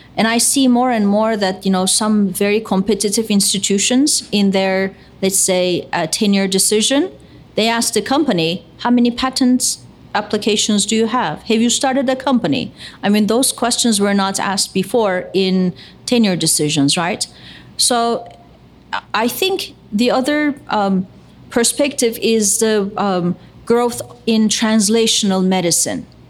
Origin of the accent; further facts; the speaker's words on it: Istanbul, Turkey; moved away as an adult; now in United States; I was born in Istanbul. I'm Turkish American